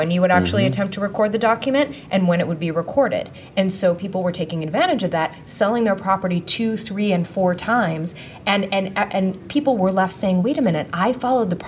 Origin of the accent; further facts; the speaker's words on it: Detroit, Michigan, United States; I grew up in the Detroit area